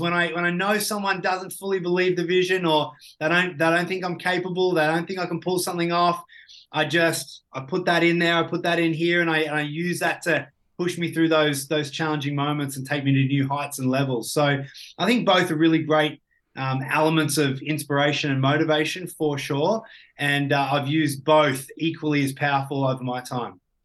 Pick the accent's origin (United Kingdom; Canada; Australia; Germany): Australia; Ballarat, Victoria; I grew up in Ballarat, so, uh, just out of Victoria in a, a country town